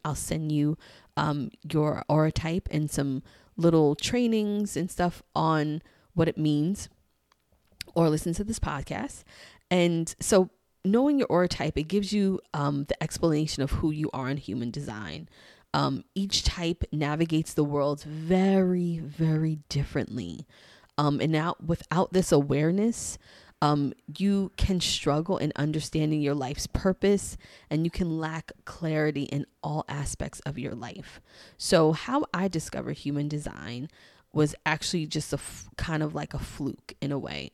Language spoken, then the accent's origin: English; New York City, New York, United States; I'm from New York. I'm from Queens, Queens in the house